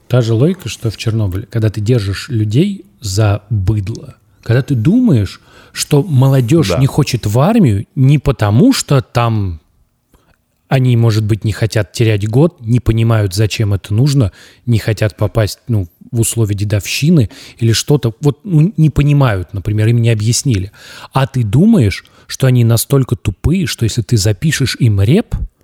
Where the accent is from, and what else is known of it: Tambov, Tambov Oblast, Russia; born or raised there; moved away